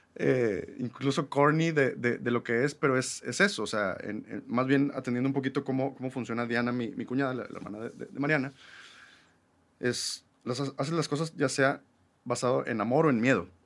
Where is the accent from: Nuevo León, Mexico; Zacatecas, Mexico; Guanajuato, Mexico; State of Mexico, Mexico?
Nuevo León, Mexico; Monterrey; also born or lived in New York; somos regios, mexicanos o latinoamericanos